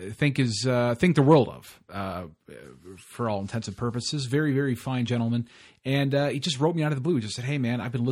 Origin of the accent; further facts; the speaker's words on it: United States; I'm from the States